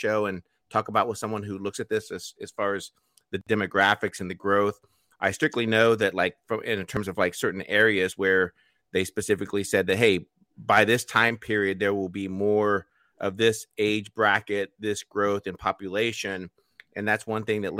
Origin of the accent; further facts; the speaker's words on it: United States; as American